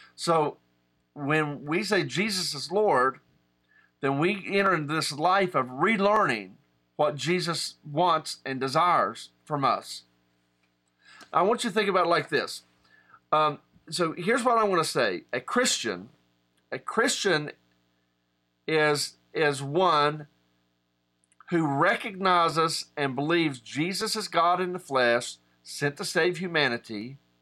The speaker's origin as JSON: {"language": "English", "region": "West Virginia", "country": "United States", "said": "I'm a West Virginian. I'm from and of West Virginia"}